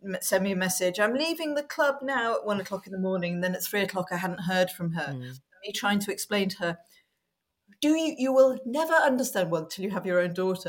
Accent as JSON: {"language": "English", "region": "Wales", "country": "United Kingdom", "tie": "born or raised there", "said": "I grew up in Wales"}